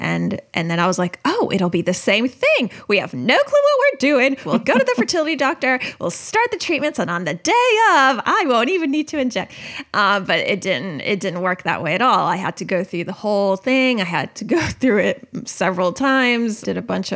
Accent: United States; I grew up in the American public school system

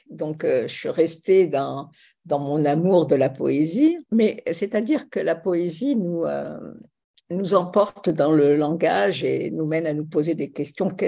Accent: Tunisia; born there; Oui, je suis né en Tunisie pendant le protectorat français.

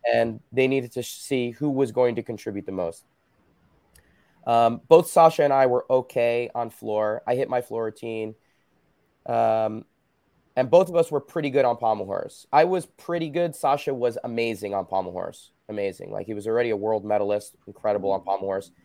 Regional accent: New Jersey, United States; moved away as an adult; also born or lived in Belmar, New Jersey; now in West Coast, United States; I grew up in Jersey

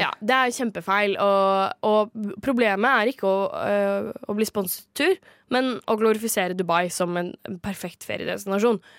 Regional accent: Kragerø, Vestfold og Telemark, Norway; moved away; jeg er jo fra Kragerø

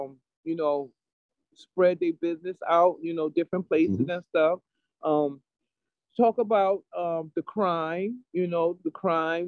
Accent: New Haven, Connecticut, United States; I grew up in over on Franklin Street Projects, Farnham Courts. That's where I grew up at. And I lived over there for 18 years

